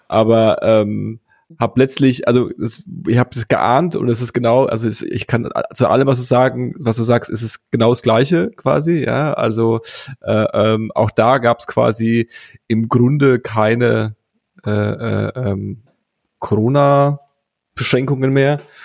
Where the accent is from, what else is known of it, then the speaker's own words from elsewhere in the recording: Germany; wir haben ja auch als Deutsche